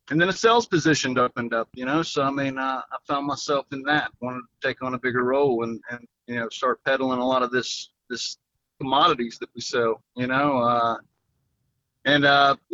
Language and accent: English; Mooresville, North Carolina, United States; I am from Mooresville, North Carolina, about 2 miles from Stock Car Steel.